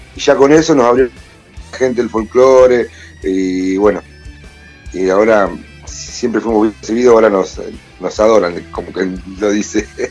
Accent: General Madariaga, Buenos Aires Province, Argentina; somos de Madariaga

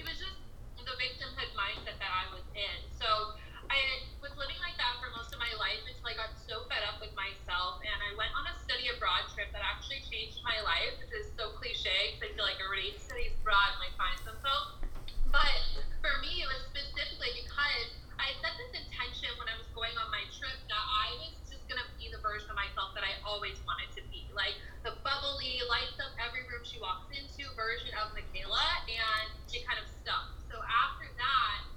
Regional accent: Nebraska, United States; moved away as an adult; now in Los Angeles, United States; I live in LA, but I'm from Nebraska, which is super random. I moved to LA this year

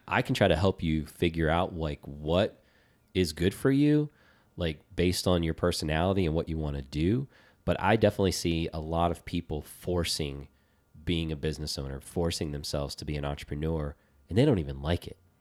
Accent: Virginia, United States; growing up in Virginia

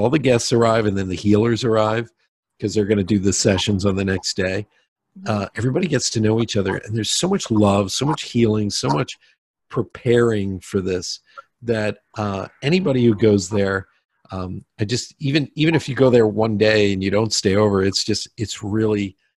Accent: Pennsylvania, United States; I'm from Pennsylvania, so I love the Appalachians

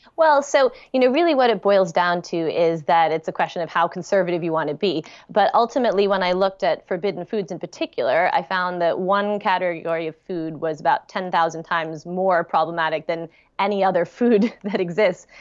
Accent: United States; moved away as an adult; now in London, United Kingdom; being an American living in London

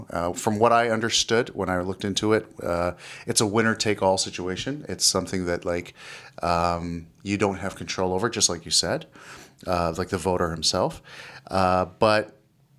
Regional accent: Canada; I'm a Canadian

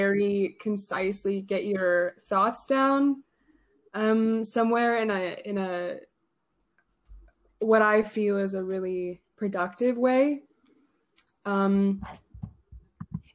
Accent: St. Albert, Alberta, Canada; I'm a poet from St. Albert

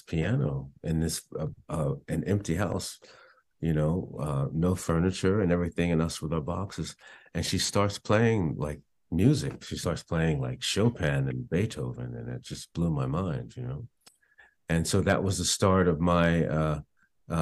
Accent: Belmar, New Jersey, United States; also born or lived in Asbury Park, New Jersey / Woodstock, New York; now in Hawaii, United States; I grew up in Belmar, New Jersey.

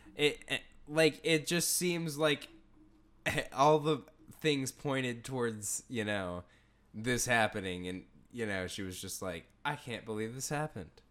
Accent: Houston, Texas, United States; growing up in Houston

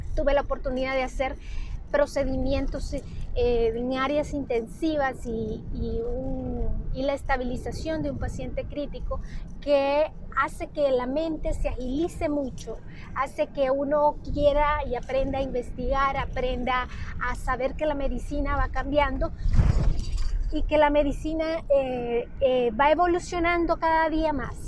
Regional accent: Honduras; also born or lived in Tegucigalpa; soy de Honduras, radicó en la ciudad de Tegucigalpa

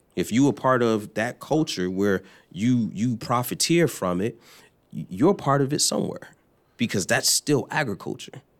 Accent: New Jersey, United States; also born or lived in Florida / Kentucky; now in Louisville, United States; I am from, uh, New Jersey, or Florida by way of New Jersey

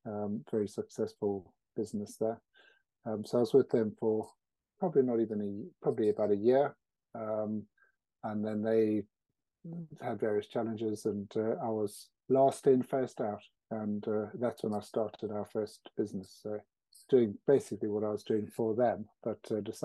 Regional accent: South Africa; moved away as an adult; now in Warwickshire, United Kingdom; I was born. So I grew up in South Africa.

